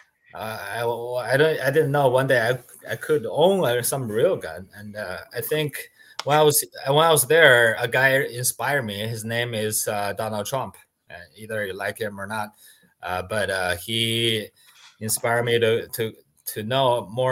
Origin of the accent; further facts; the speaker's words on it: China; English is a second language; moved away as an adult; now in United States; I came from China about 12 years ago